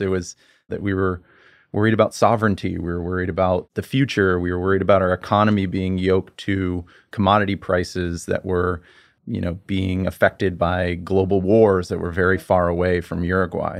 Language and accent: English; United States; as an American